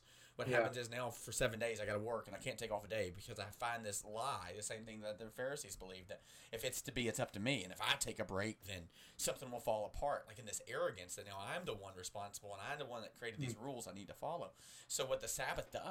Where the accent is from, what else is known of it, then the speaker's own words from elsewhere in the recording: United States; we're American